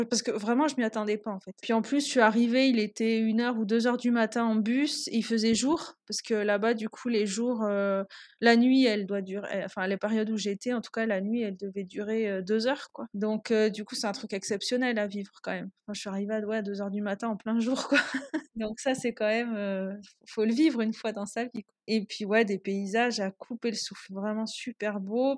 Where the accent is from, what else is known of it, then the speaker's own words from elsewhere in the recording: Toulouse, Occitania, France; moved away as an adult; now in Peru; je suis toulousaine et euh, j'habite aujourd'hui au Pérou depuis euh, bientôt quasiment 4 ans